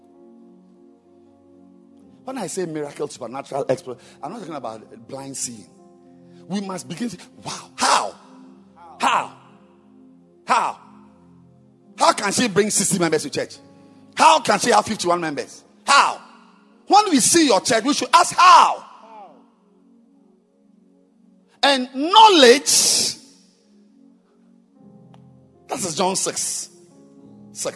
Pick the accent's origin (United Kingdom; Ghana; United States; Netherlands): Ghana; I'm a Ghanaian